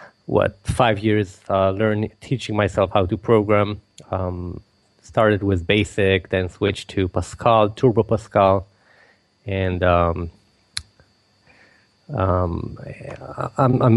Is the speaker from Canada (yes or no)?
no; Israel; I was born and raised in Israel